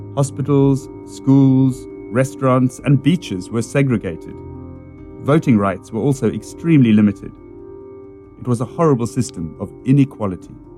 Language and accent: English; Cape Town, Western Cape, South Africa; I grew up in Cape Town, South Africa